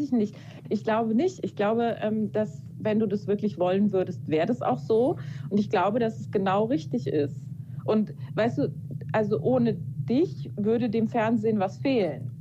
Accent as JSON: {"language": "German", "area": "near Kaiserslautern", "region": "Rhineland-Palatinate", "country": "Germany", "said": "ich komme ja aus der Nähe von Kaiserslautern"}